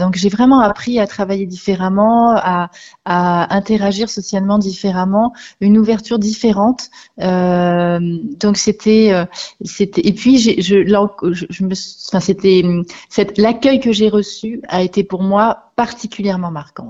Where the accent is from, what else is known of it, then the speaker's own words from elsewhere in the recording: Rennes, Brittany, France; moved away as an adult; now in Milwaukee, United States; j'avais toute ma famille et mes amis euh, dans le secteur puisque je suis rennaise.